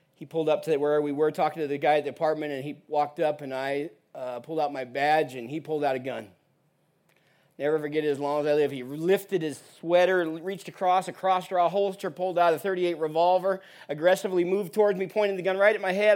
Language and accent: English; Portland, Oregon, United States; moved away as an adult; now in Uganda; I'm actually originally from Portland, Oregon